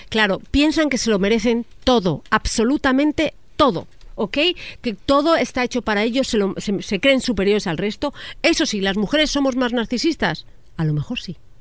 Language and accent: Spanish; Spain; now in Mexico; yo me considero mexiñola, o sea, saliendo del closet, yo ya cuando llego a España